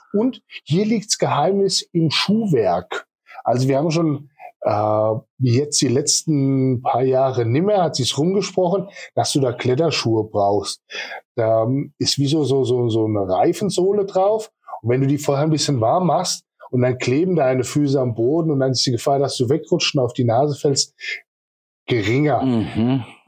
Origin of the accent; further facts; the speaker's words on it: Kleinheubach, Bavaria, Germany; now in Walldürn, Germany; Mein Elternhaus ist in Kleinholbach, also ich bin ursprünglich aus Kleinheubach